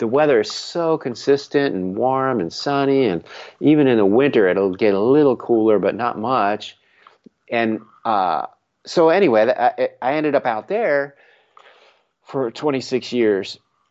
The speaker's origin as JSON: {"language": "English", "town": "Frederick", "region": "Maryland", "country": "United States", "tie": "born or raised there", "also_born_or_lived": "Los Angeles", "moved": "as an adult", "said": "I grew up in Frederick, but I initially left Maryland because I couldn't stand the seasons anymore"}